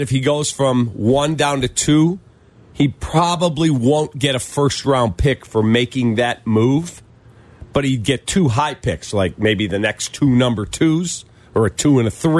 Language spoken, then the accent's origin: English; Chicago, Illinois, United States